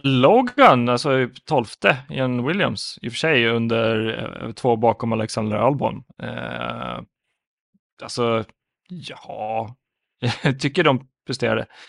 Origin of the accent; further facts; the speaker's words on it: Finland; jag som finne